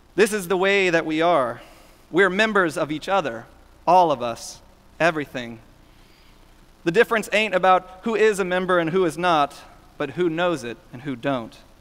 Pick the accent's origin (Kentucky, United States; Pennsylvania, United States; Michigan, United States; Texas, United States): Texas, United States; Houston; Growing up in Houston